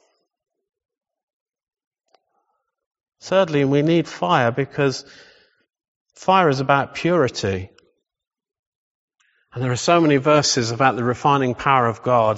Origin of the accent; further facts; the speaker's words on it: England, United Kingdom; we're so English.